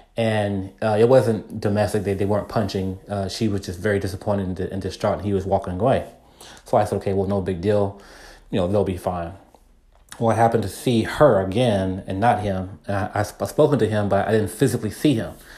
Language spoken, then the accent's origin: English; Texas, United States; also born or lived in California; so I moved from California to Texas after my parents divorced.